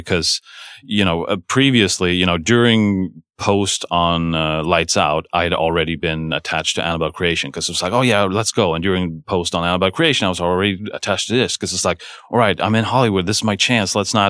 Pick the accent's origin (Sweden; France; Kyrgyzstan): Sweden; moved away; I'm from Sweden, but I've never shot there